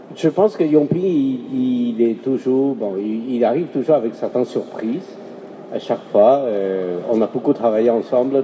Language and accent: French; Guangzhou, Guangdong, China; chez moi, à Canton